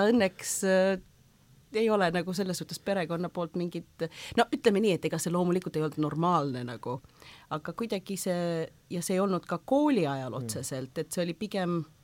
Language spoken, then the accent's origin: Estonian; Kuwait; first language Estonian; moved away as an adult; also born or lived in Võru, Estonia / Yemen; now in Estonia; sündisin küll e-, Eestis ja Võrus, äh, aga nelja-aastaselt me kolisime Kuveiti. Ah, ja siis ma seal kasvasin üles